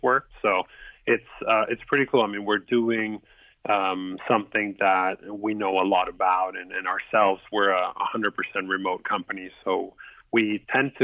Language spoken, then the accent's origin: English; Lima, Peru; now in United States; I'm from Lima, Peru, originally. I moved up to the States probably 17 years ago already